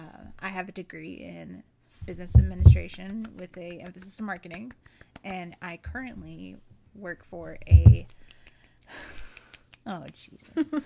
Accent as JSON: {"language": "English", "region": "South Carolina", "country": "United States", "tie": "born or raised there", "said": "I've been born and bred in South Carolina my entire life."}